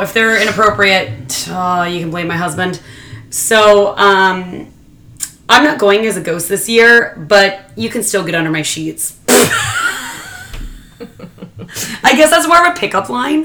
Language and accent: English; Washington, United States; I'm born and raised in Washington